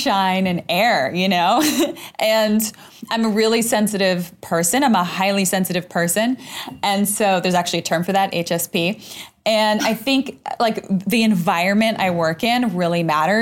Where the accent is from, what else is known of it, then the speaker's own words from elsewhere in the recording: Argentina; moved away; I'm Latinx. I'm originally from Argentina